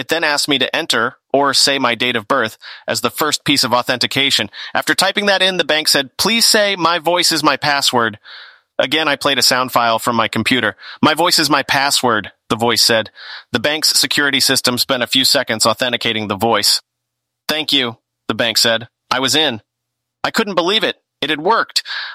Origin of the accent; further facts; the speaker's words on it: United Kingdom; accent: British; my British accent